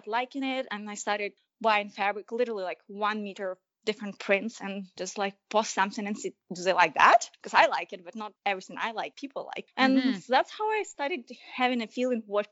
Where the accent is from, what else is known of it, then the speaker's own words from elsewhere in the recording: Ukraine; moved away; growing up in Ukraine